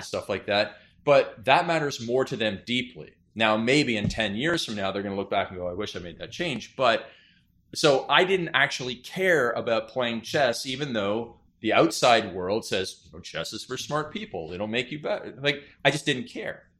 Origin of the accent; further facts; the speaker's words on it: Canada; being Canadian